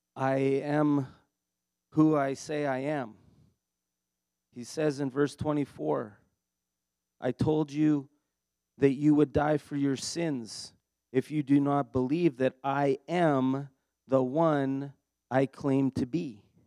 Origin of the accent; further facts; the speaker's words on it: Steinbach, Manitoba, Canada; also born or lived in Dauphin, Manitoba; I'm actually from Manitoba. I was born in Steinbach